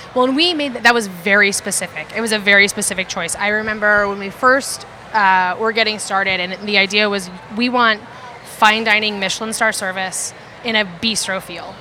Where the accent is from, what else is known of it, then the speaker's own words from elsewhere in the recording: Oklahoma, United States; I'm from Oklahoma. I was half raised by my great grandparents and my grandparents, and then my mom